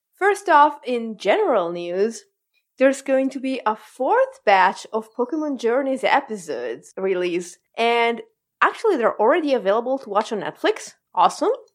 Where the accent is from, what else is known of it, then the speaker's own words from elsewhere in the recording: Italy; I am contractually obligated as an Italian